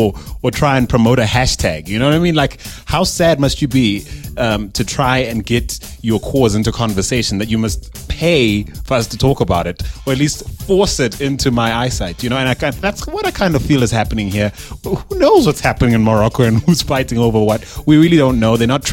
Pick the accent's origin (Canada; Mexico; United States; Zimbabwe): Zimbabwe; now in South Africa; I am not South African. And so being originally from Zimbabwe and having lived here since 2001 and calling South Africa home for as many years, it's been a sad week.